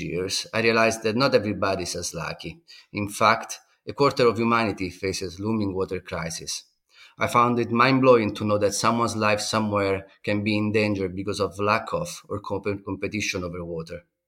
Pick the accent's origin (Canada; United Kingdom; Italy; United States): Italy; Rome, Lazio; now in Netherlands; As a kid growing up in Rome